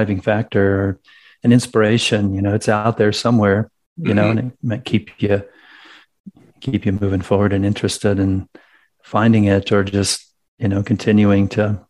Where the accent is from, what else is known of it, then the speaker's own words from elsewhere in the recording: Kansas, United States; also born or lived in Wisconsin / California; now in Colorado, United States; I grew up in Kansas, lived in Wisconsin and California.